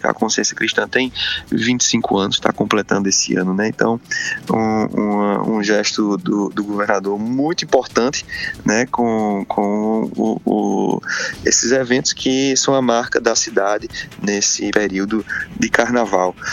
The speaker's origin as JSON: {"language": "Portuguese", "town": "Campina Grande", "region": "Paraíba", "country": "Brazil", "said": "E como eu é, vim de Campina, né, tenho minhas raízes políticas fincadas lá"}